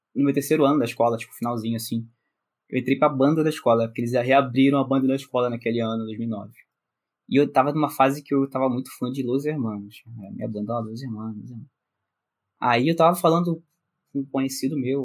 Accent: Rio de Janeiro, Brazil; Nasci no Rio de Janeiro, Carioca da Gema mesmo

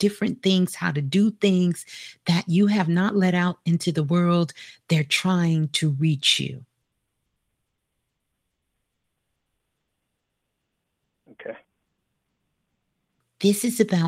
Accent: New York City, New York, United States; I'm a Brooklyn girl. I was born in Brooklyn, so got a lot of Brooklyn love

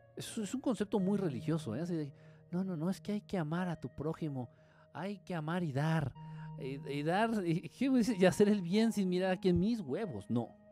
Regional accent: Mexico; soy de aquí, de, de México.

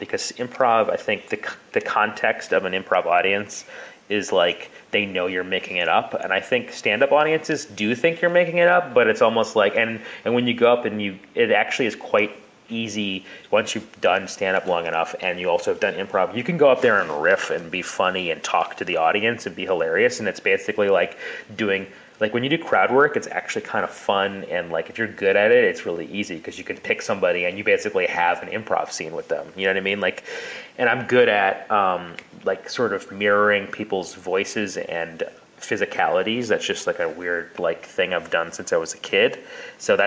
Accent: Wisconsin, United States; moved away as an adult; also born or lived in New York City; I'm from Wisconsin, which is where the home of comedy sports

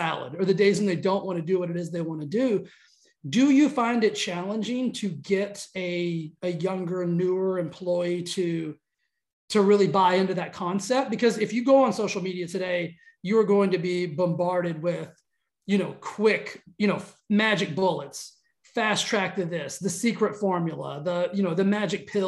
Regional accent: West Texas, United States; I grew up in Texas, like West Texas

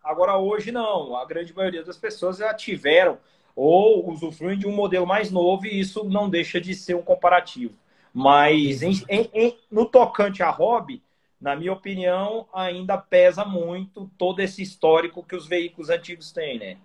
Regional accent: Goiânia, Goiás, Brazil; eu sou de Goiânia

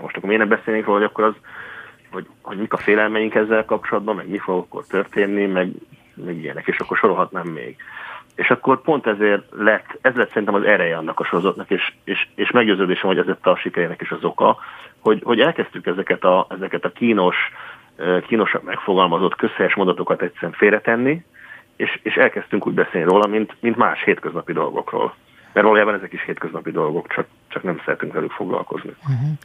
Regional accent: Baja, Bács-Kiskun, Hungary; baja mellett egy kis faluban Csátán nőttem föl

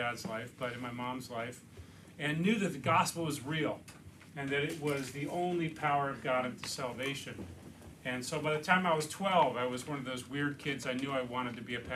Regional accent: Connecticut, United States; moved away as an adult; also born or lived in Philadelphia area; now in Lancaster, United States; I was a pastor in my home state of Connecticut. My wife and I grew up there

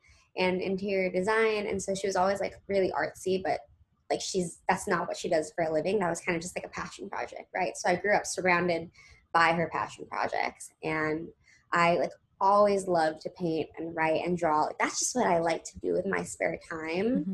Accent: Los Angeles, California, United States; now in New York City, United States; I'm originally from Los Angeles. I live like right outside in the southern suburbs in Orange County. So I grew up really just surrounded by the entertainment industry

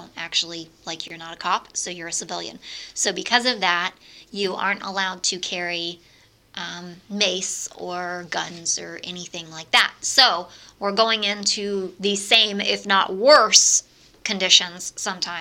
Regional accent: Brooksville, Florida, United States; also born or lived in Tampa, Florida / Gainesville, Florida; I grew up in Brooksville, born in Tampa, Florida.

